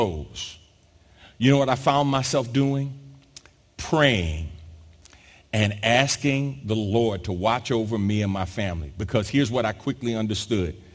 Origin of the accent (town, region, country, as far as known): New York, United States; born or raised there; moved away as an adult; also born or lived in South Jersey / Philadelphia area; now in Houston, United States